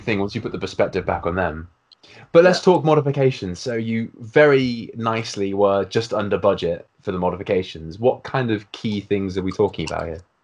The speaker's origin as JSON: {"language": "English", "country": "United Kingdom", "said": "as a Brit"}